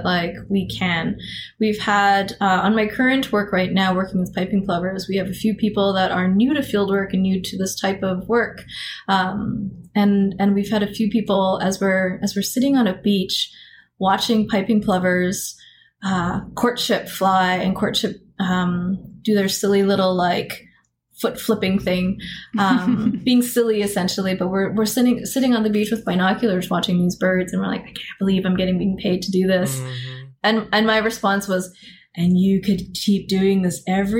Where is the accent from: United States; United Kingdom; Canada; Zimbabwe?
Canada; Alberta; I grew up in Alberta, so I played in the mountains